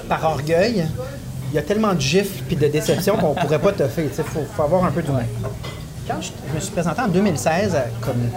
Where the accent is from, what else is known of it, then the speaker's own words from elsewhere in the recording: Trois-Rivières, Quebec, Canada; born there; Ben, moi, je suis né à Trois-Rivières, mais dans ma vie, je pense que j'ai eu 25 résidences différentes.